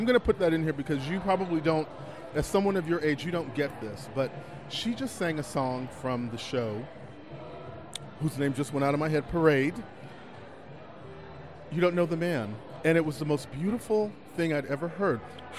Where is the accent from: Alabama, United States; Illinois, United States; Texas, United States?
Texas, United States; Galveston; I'm from Galveston.